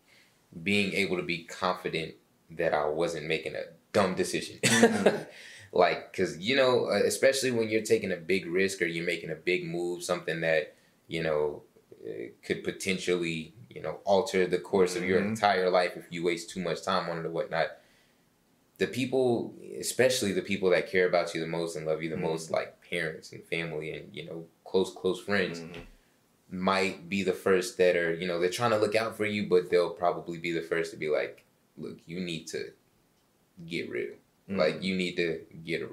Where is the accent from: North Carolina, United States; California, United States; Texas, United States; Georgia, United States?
Georgia, United States; Atlanta; Born and raised in Atlanta. Started off on the southwest side.